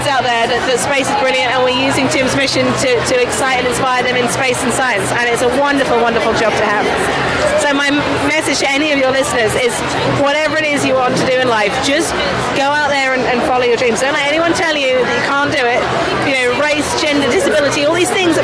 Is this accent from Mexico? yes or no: no; United Kingdom; I'm a Brit.